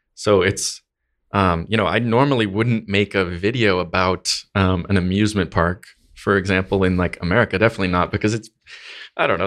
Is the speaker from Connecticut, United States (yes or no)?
yes; Connecticut, United States; I'm from Northeast, from New England, um, in the US, Connecticut